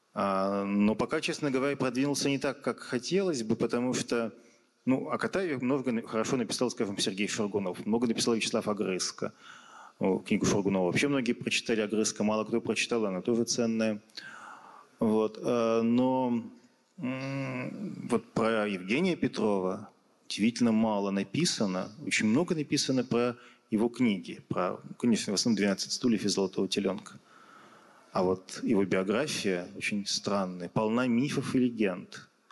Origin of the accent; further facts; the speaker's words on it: Yekaterinburg, Sverdlovsk Oblast, Russia; в родном городе